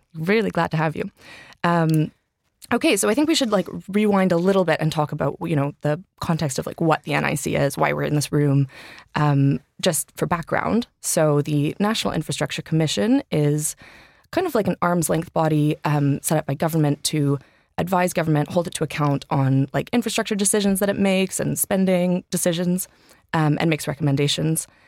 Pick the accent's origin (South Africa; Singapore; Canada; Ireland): Canada; Vancouver, British Columbia; moved away as an adult; now in London, United Kingdom; I'm from Canada, grew up in Vancouver, um, but have lived here for about eight years in London